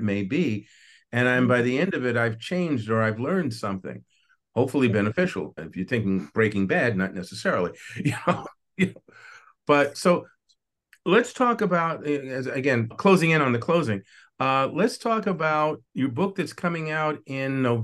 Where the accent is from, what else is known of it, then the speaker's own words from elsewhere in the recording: United States; I am the only American in the room